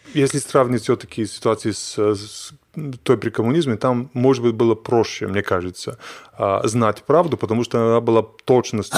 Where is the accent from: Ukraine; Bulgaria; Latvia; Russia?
Bulgaria; Russian is a second language; moved away; Я из Болгарии